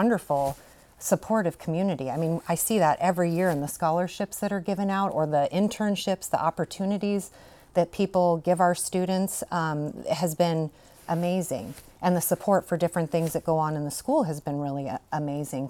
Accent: Shelton, Washington, United States; I grew up in Shelton and graduated from Shelton High School myself. Came back to raise a family here

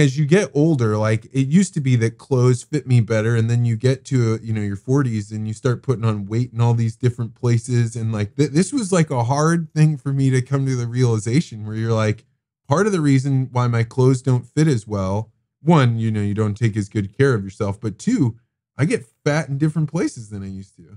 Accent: Eureka, Illinois, United States; growing up in Eureka, Illinois.

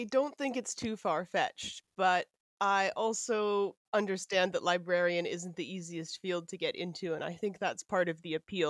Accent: Glasgow, Scotland, United Kingdom; So I'm a Glaswegian, technically.

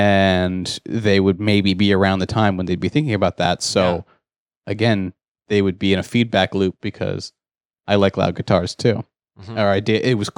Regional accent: Canada; We're Canadian. It's really easy to watch it in the States.

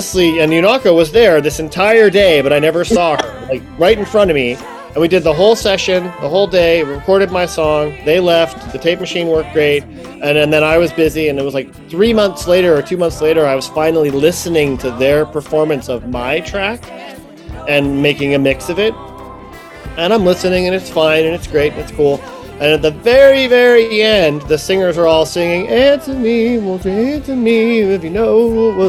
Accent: Ohio, United States; moved away; I'm from Ohio

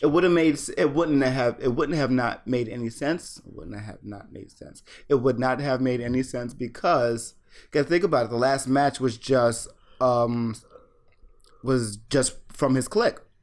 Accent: United States; as an American

